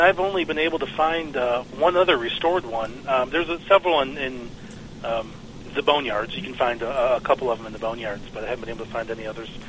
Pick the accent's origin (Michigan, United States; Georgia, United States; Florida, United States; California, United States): Michigan, United States; now in Texas, United States; I'm actually originally from Michigan.